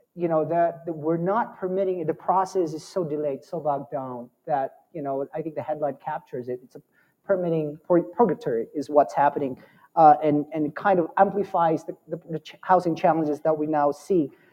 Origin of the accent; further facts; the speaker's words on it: Arizona, United States; now in Denver, United States; I'm from Arizona